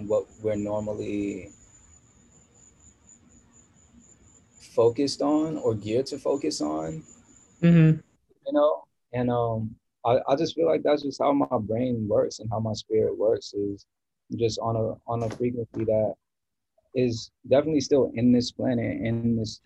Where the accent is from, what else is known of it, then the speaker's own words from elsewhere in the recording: Maryland, United States; moved away; also born or lived in New York / Washington, District of Columbia, United States / Los Angeles; I was born in New York, and I grew up in Maryland and went to school in DC